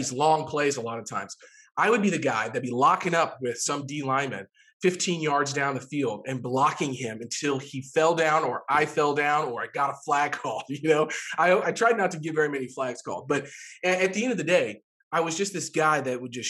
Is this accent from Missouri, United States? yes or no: yes; Jefferson City, Missouri, United States; moved away; Jefferson City, Missouri, which is, you know, my hometown